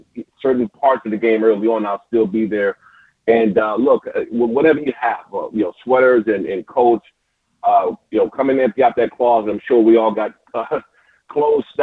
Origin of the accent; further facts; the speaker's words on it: Prince George's County, Maryland, United States; I grew up in Prince George's County, Maryland, man. This is my home